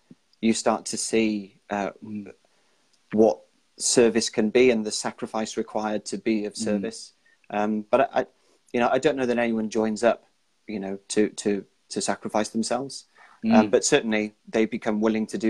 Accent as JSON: {"language": "English", "region": "Wales", "country": "United Kingdom", "said": "I'm Welsh"}